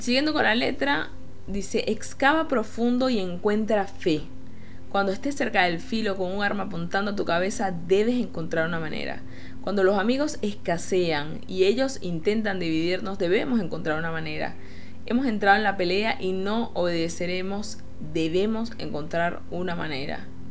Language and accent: Spanish; Venezuela; moved away; como venezolana